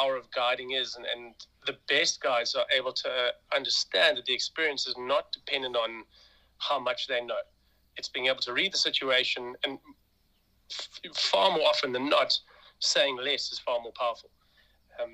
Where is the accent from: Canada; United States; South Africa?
South Africa; as a South African. You grow up with these visions of beautiful leopards